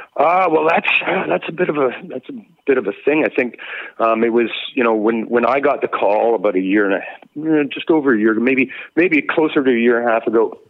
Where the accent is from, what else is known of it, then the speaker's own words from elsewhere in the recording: Victoria, British Columbia, Canada; also born or lived in North Vancouver; I was born in North Vancouver, but I came up in the Victoria scene